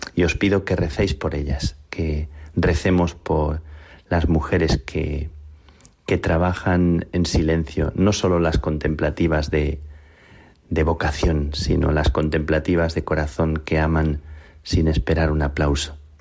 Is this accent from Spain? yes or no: yes; Plasencia, Extremadura, Spain; mi vocación de carmelita nació a la sombra de las carmelitas de mi pueblo, en Plasencia